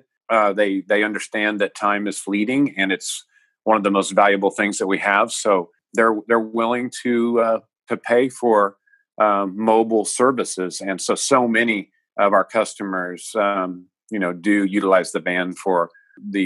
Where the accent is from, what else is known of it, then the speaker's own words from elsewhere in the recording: Chillicothe, Missouri, United States; I'm physically at my hometown, which is Chillicothe, Missouri